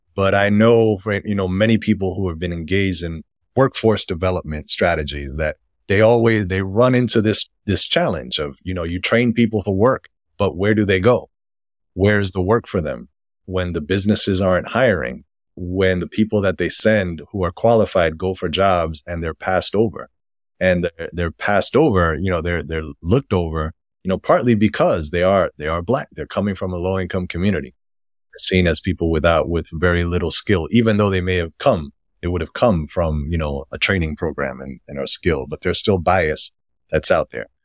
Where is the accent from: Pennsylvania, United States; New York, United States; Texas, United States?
New York, United States; New York City; born or raised there